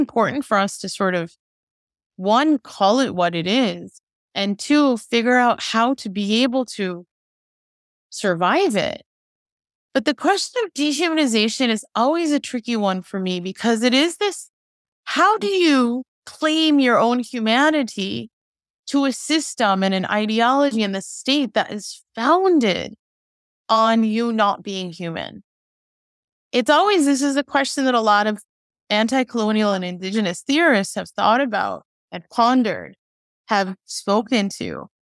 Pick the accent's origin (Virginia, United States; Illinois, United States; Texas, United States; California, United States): Illinois, United States; Chicago; I was born in Chicago